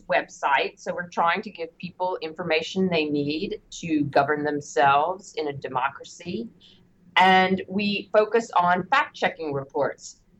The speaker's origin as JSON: {"language": "English", "region": "Louisiana", "country": "United States", "tie": "born or raised there", "said": "Well, I'm a journalist here in the United States. I was born and raised in Louisiana."}